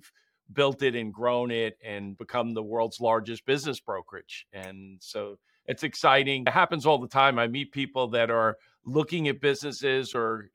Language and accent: English; Long Island, New York, United States; in Farmingdale, Long Island, in New York, where I'm from